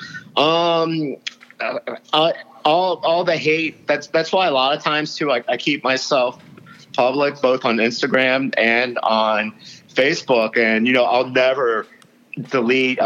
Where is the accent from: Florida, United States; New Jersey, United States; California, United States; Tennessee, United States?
Florida, United States; Dade County; born or raised there; also born or lived in Louisiana